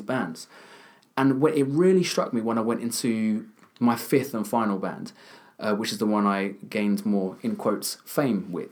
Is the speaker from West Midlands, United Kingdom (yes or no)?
no; Kent, South East England, United Kingdom; I'm from, not from London, I'm from Kent, so I'm a bit of a country boy.